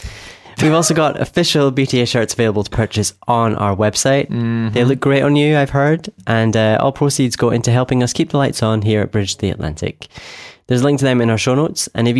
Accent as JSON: {"language": "English", "region": "Scotland", "country": "United Kingdom", "said": "from Scotland"}